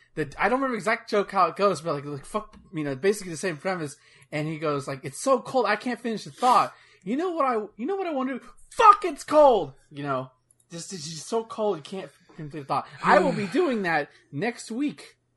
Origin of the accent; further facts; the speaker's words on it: the South, United States; I'm from the south.